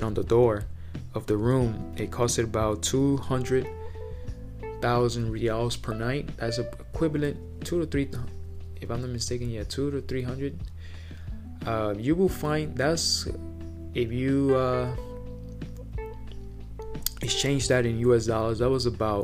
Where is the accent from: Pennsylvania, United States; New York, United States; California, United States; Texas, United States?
New York, United States; New York City; I'm from New York City